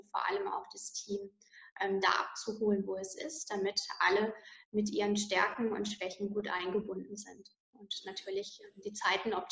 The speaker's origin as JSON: {"language": "German", "town": "Landau in der Pfalz", "region": "Rhineland-Palatinate", "country": "Germany", "said": "Also ich komme hier aus der schönen Pfalz, ähm, um genau zu sagen aus Landau in der Pfalz."}